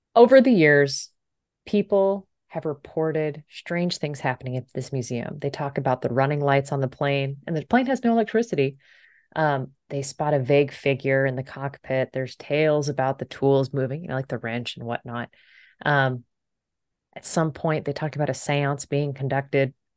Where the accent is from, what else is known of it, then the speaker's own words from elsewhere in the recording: Central Valley of California, United States; I did spend a significant amount of time growing up in the Central Valley of California